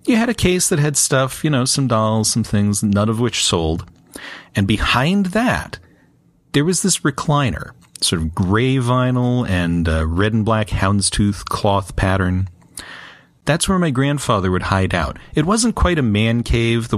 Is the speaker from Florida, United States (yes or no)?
yes; Florida, United States; growing up in the Doll Museum, it was on US 27 in Florida